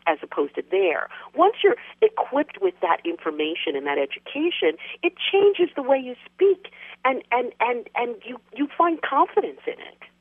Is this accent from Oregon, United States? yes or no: no; New York City, New York, United States; I'm a New Yorker, born and raised